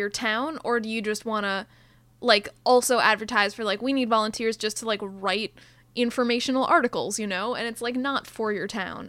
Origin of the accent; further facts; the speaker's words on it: Minneapolis, Minnesota, United States; moved away; if I mention that I'm from Prospect Park, people will always assume that it's the one in New York.